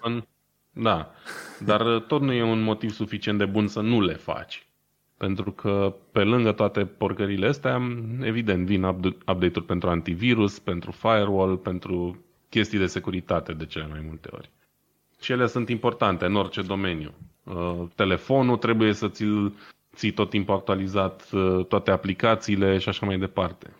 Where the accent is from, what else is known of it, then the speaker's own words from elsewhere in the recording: Brașov, Brașov County, Romania; noi ca brașoveni